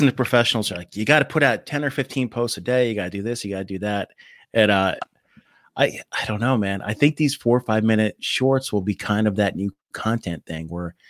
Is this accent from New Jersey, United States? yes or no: yes; New Jersey, United States; I'm from Jersey.